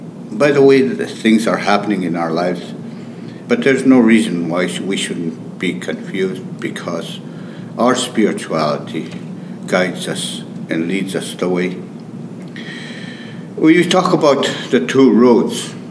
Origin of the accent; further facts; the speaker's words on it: St. Theresa Point, Manitoba, Canada; I come from St. Theresa Point, close to the border of Ontario, way up north. It's a remote area.